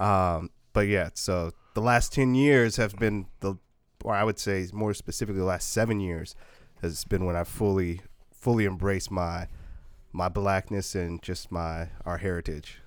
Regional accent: Portland, Oregon, United States; also born or lived in Puyallup, Washington; I grew up in Northeast Portland

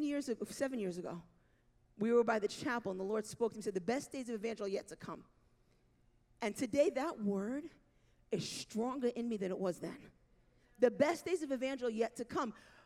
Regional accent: New York, United States; I am a New Yorker through and through.

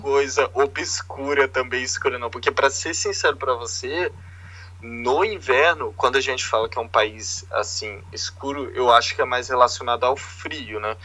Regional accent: Vila Velha, Espírito Santo, Brazil; moved away as an adult; now in Edinburgh, United Kingdom; eu sou criado em Vitória, que não é uma grande capital, mas, assim, na verdade eu sou de Vila Velha, que é da Grande Vitória

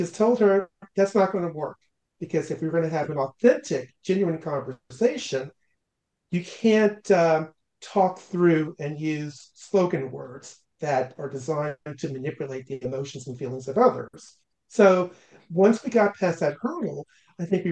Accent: the South, United States; I had known and had been trained growing up in the South

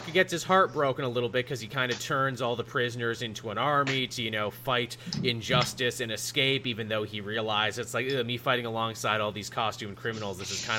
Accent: Canada; I am forever forced to explain American history to Americans as a Canadian.

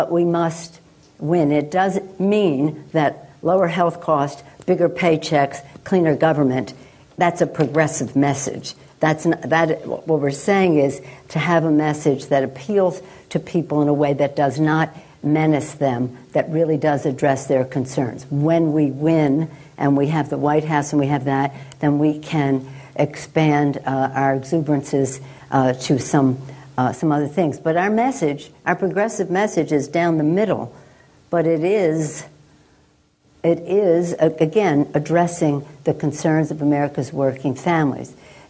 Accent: San Francisco, California, United States; Now, I'm a liberal from San Francisco.

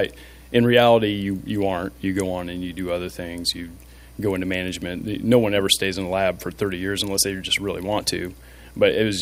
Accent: Frankfort, Indiana, United States; also born or lived in Texas; I'm from Frankfort, Indiana.

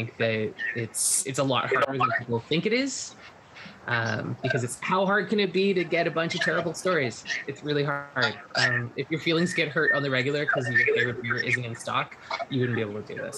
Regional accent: United States; now in Canada; Just want to say, I'm actually an American in Canada

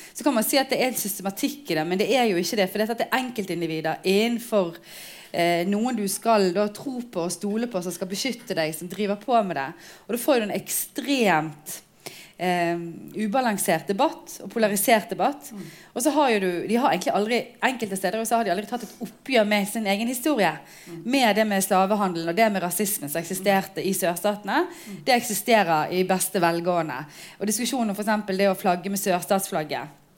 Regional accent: Bergen, Vestland, Norway; Jeg er født og oppvokst her i Bergen, men har foreldre eh, som kom til Norge som arbeidsinnvandrere

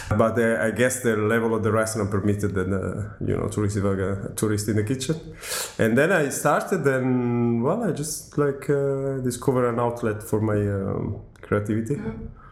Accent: Milan, Lombardy, Italy; English is a second language; moved away as an adult; also born or lived in Los Angeles, United States; everything began in Milano, my, my hometown. I'm Italian, 39, from Milano.

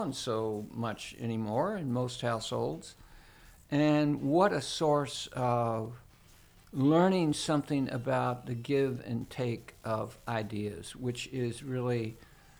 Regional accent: Louisville, Kentucky, United States; I grew up in Louisville, Kentucky

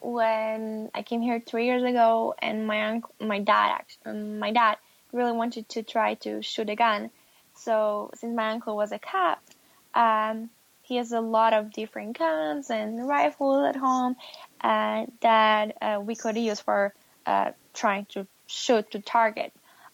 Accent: Poland; English is a second language; did not have that great breakfast like we do in Poland. So that's probably the biggest one that I'm missing from Poland.

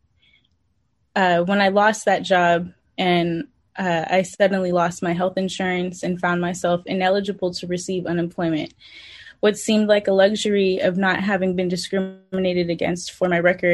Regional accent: San Francisco, California, United States; born and raised in San Francisco

